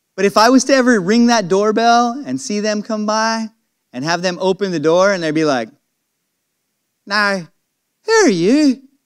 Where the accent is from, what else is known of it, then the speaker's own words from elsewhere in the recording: California, United States; moved away; When I go to California, I, I just love it when I start going closer and closer to my hometown